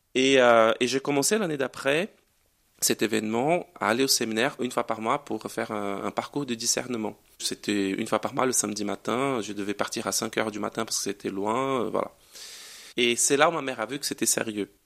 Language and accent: French; Brazil; French is a second language; moved away as an adult; now in Grenoble, France; rentrer chez moi